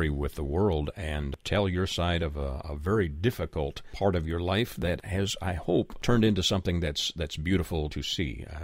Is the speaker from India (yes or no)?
no; Canada; now in United States; was born in Canada